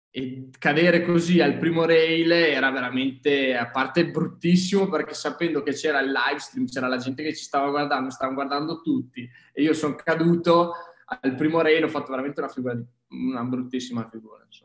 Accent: province of Verona, Veneto, Italy; also born or lived in Trento; sono di del lago di Garda, vicino comunque provincia di Verona

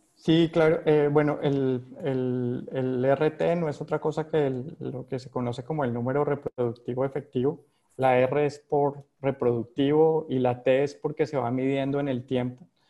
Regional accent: Colombia; accent: Colombian; moved away as an adult; now in Panama; yo nací en Colombia, como se ha notado ahí por mi, por mi acento

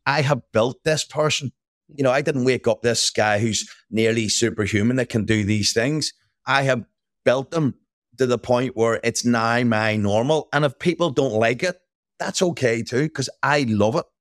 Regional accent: Belfast, Northern Ireland, United Kingdom; I grew up in Northern Ireland or Belfast.

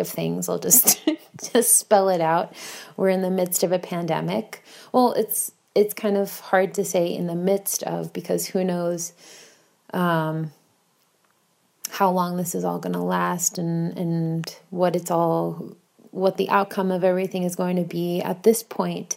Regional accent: Bayonne, New Jersey, United States; now in Warsaw, Poland; I am not from Warsaw, Poland, but in fact, Bayonne, New Jersey, which is located in the United States.

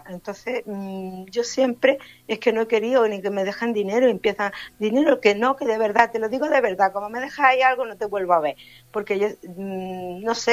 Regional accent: Region of Murcia, Spain; pues nosotros venimos de Murcia, digo, y bueno, nosotros somos del pueblo de Alán.

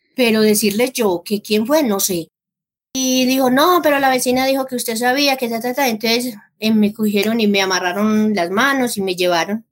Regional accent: El Carmen de Viboral, Antioquia, Colombia; moved away as an adult; also born or lived in Rionegro, Antioquia / Marinilla, Antioquia; now in El Peñol, Colombia; Yo soy del Carmen de Viboral

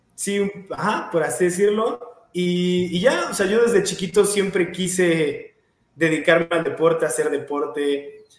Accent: Querétaro, Mexico; Soy de, Querétaro, nací en Querétaro, vivo en Querétaro, entreno en Querétaro. Eh, ah, siempre he estado aquí toda mi vida

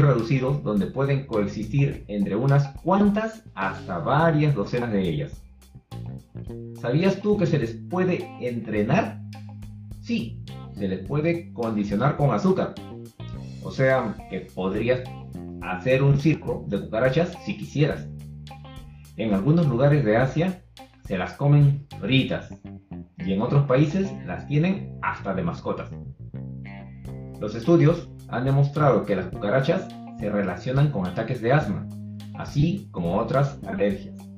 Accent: Peru; un peruano promedio

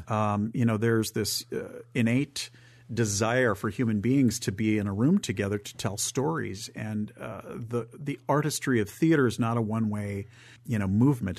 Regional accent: Northern Michigan, United States; also born or lived in Southern California; now in Memphis, United States; I'm from Northern Michigan, and I lived in Southern California

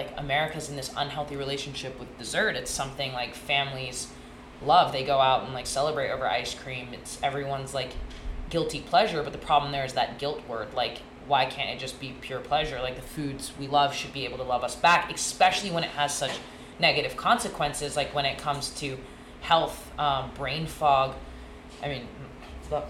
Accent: Hong Kong; moved away as an adult; also born or lived in Boston, Massachusetts, United States; now in United States; I was born and raised in Hong Kong

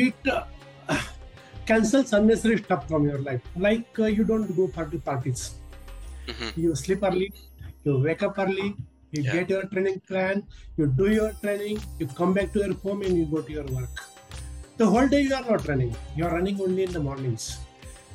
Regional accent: India; also born or lived in Kalyan, Mumbai, Maharashtra; I'm from India. I live in a Kalyan suburb of Mumbai

